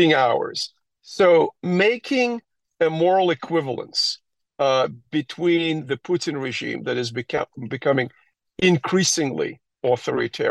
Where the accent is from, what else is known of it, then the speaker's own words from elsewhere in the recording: Crimea, Ukraine; moved away; I hail from Crimea. I was born there.